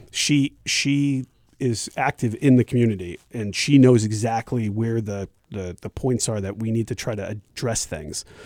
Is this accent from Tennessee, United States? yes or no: no; Glastonbury, Connecticut, United States; moved away; I, I was born and raised in Glastonbury, Connecticut